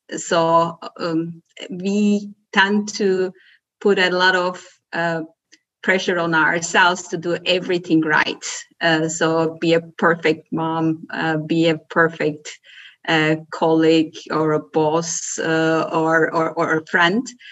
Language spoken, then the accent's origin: English; Turkey; moved away as an adult; also born or lived in Belgium; now in Germany; I'm born and raised in Turkey, spent half of my life in my home country and the other half living in uh, living abroad in Belgium and Germany